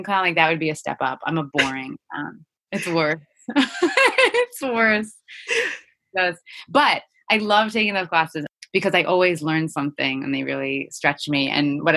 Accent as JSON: {"language": "English", "town": "Cranford", "region": "New Jersey", "country": "United States", "tie": "born or raised there", "said": "I grew up in Central Jersey."}